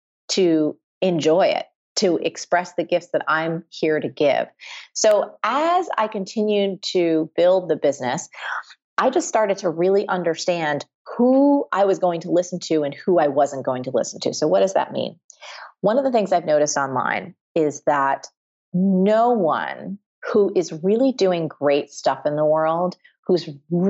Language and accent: English; New Jersey, United States; I'm from New Jersey. I was raised by like just middle-class blue-collar people.